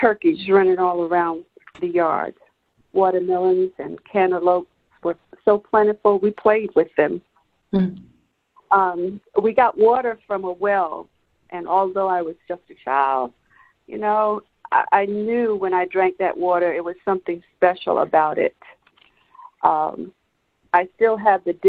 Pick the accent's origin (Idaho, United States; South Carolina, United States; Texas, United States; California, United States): South Carolina, United States; Allendale; I was born and raised here in Allendale, South Carolina